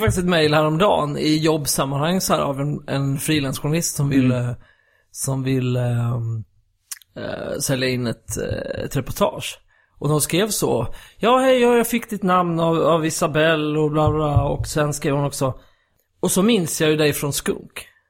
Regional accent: Skåne, Sweden; also born or lived in Gothenburg; now in Stockholm, Sweden; när jag växte upp i Skåne då, jag har inte pratat om bred skånska själv

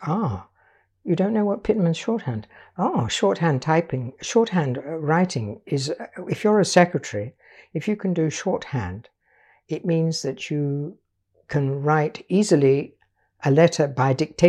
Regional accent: Lisbon, Portugal; also born or lived in United Kingdom; I was born in Britain of an Irish father and a Welsh mother. And when I was 2 years old, they decided to start a new life in Portugal. So I grew up in just in a small village outside Lisbon, a very poor village

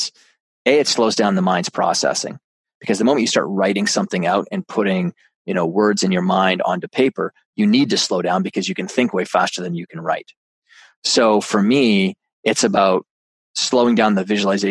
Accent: Canada; I'm a Canadian

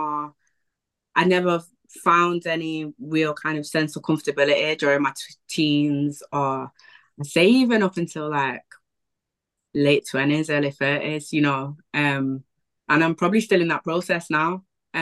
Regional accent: Wythenshawe, North West England, United Kingdom; also born or lived in Prestwich; I grew up in Willington

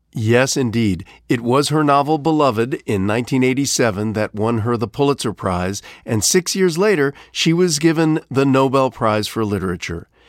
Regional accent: Ohio, United States; moved away; my home state of Ohio

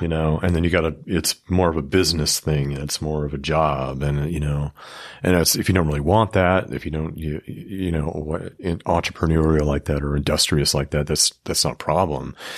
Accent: West Coast, United States; moved away; I'm from the West Coast

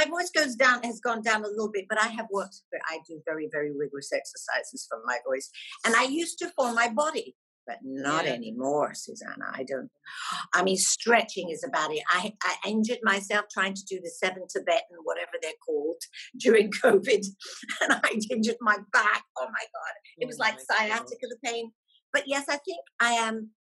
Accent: Scotland, United Kingdom; moved away as an adult; I was fresh out of Scotland then.

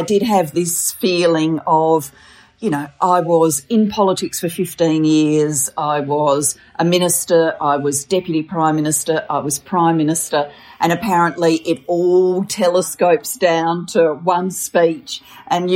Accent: Australia; also born or lived in Wales; I was born in Wales. My parents decided to migrate to Australia when I was a four-year-old and my sister was a seven-year-old

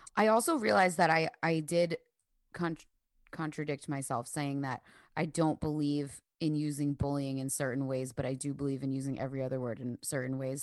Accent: the North, United States; growing up in the North

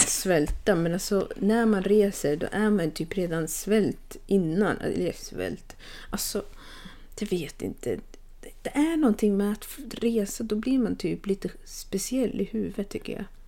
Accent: Sweden; moved away as an adult; jag flög faktiskt till mitt hemland

